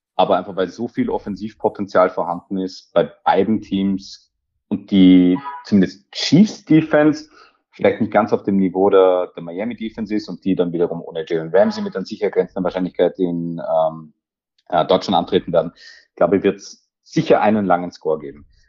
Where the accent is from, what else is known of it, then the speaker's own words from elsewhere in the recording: Austria; mich als gebürtigen Österreicher